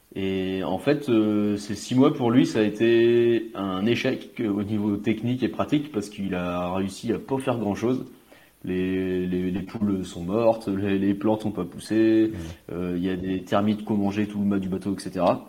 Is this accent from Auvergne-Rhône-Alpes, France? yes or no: no; Côtes-d'Armor, Brittany, France; j'ai eu la chance, enfin j'ai la chance de grandir euh, et d'avoir grandi à la campagne, dans les Côtes d'Armor